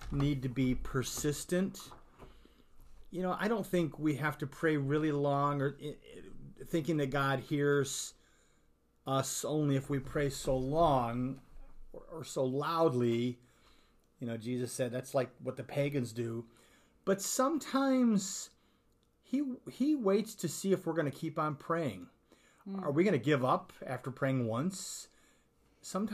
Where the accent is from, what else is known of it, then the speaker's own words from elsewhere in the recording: Sweden; I'm Swedish